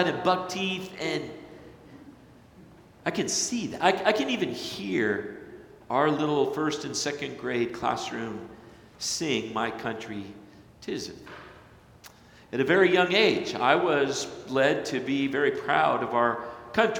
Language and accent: English; Flagstaff, Arizona, United States; moved away; also born or lived in Hartley, Iowa; growing up in Flagstaff, Arizona